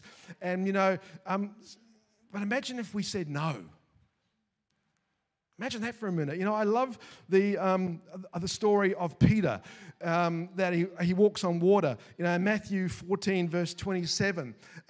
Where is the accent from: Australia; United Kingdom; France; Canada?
Australia; Queensland; See, we're from Queensland. So we've got swimming pools in our backyards there.